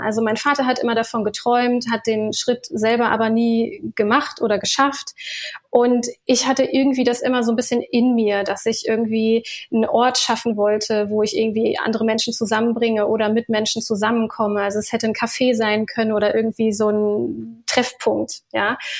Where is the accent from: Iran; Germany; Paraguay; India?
Germany; Ruhr area, North Rhine-Westphalia; also born or lived in Berlin; ich komme ursprünglich aus dem Ruhrgebiet